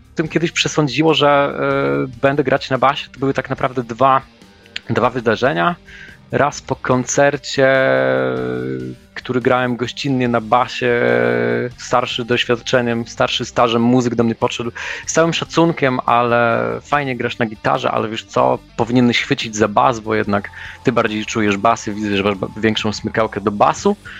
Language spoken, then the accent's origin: Polish; Germany; moved away; wychowywałem się w Niemczech